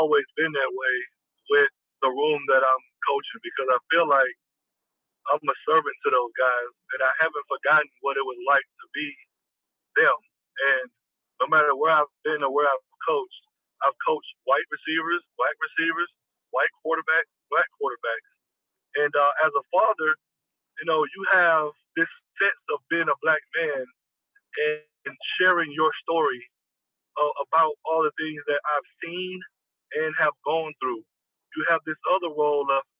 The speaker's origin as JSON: {"language": "English", "region": "the South", "country": "United States", "tie": "born or raised there", "also_born_or_lived": "California", "moved": "as an adult", "said": "growing up in the South, I had seen it all and had experienced it all"}